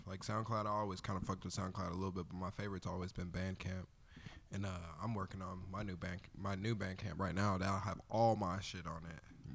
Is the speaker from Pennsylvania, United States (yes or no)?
no; Olathe, Kansas, United States; also born or lived in Wyandotte County, Kansas; I grew up in Olathe for the most part, so I'm from the burbs